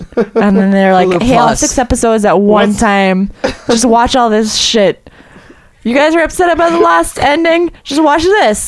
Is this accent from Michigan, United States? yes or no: no; Miami, Florida, United States; I'm from South Florida.